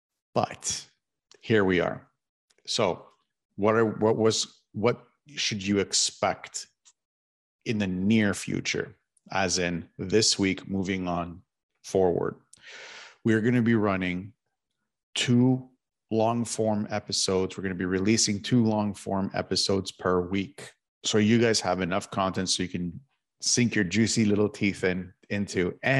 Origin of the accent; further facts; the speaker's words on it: Toronto, Ontario, Canada; moved away as an adult; I've lived in Toronto my entire life. I was born and raised in East York, Toronto, a district of East York in Toronto, Ontario.